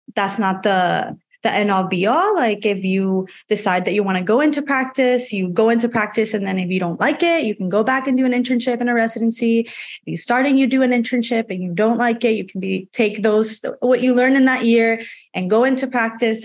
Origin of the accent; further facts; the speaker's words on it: Puerto Rico; moved away as an adult; also born or lived in Georgia, United States / North Carolina, United States; now in Chicago, United States; I was born and raised in Puerto Rico until I was 18